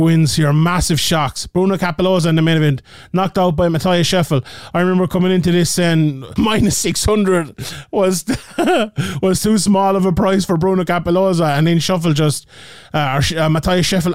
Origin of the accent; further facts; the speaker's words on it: Ireland; being Irish